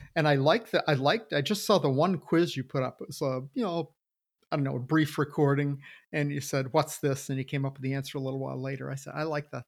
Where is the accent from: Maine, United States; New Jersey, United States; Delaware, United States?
Maine, United States; I'm from Maine